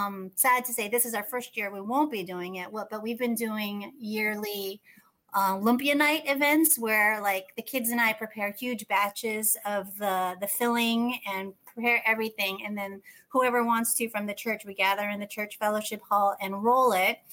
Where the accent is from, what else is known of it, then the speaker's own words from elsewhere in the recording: United States; I was born in the States